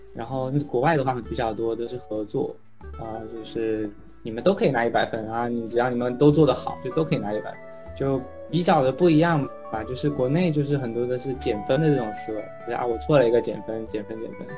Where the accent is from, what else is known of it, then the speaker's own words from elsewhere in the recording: China; moved away as an adult; also born or lived in Pittsburgh, United States; now in United States; 反正没有人觉得我是中国人